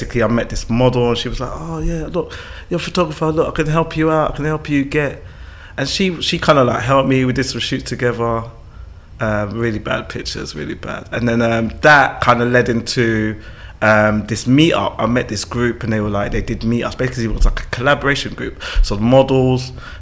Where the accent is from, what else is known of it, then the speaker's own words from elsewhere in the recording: London, United Kingdom; I'm born in London, born and raised in London